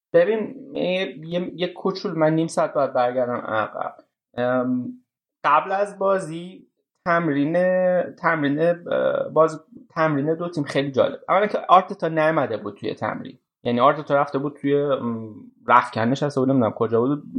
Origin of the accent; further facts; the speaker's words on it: Iran; ما ایرانی هستیم